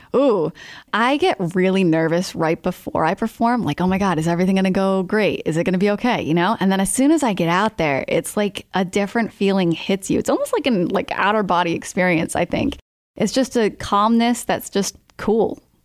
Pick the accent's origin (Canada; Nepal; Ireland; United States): United States; Smithfield, Rhode Island; I grew up in Smithfield, Rhode Island